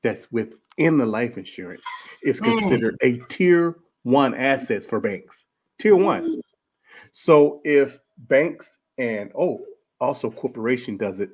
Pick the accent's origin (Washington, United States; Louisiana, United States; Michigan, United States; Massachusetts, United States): Michigan, United States; Detroit; moved away as an adult; I was born and raised in Detroit, Michigan. I left Detroit, Michigan at around about 18 years old